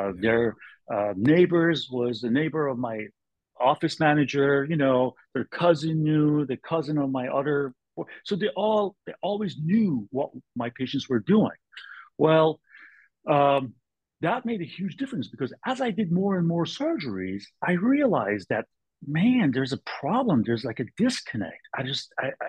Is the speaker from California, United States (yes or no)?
yes; California, United States; I'm from California. My mother lives in Berkeley.